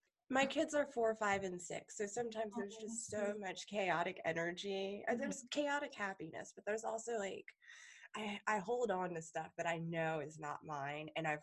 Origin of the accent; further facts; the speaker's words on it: Massachusetts, United States; now in Maryland, United States; I grew up, like I am in Maryland now, but I grew up in Massachusetts.